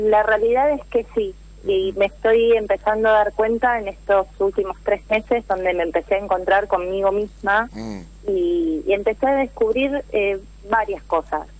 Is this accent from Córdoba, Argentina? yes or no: no; Mar del Plata, Buenos Aires Province, Argentina; soy de Mar del Plata, resido en Mar del Plata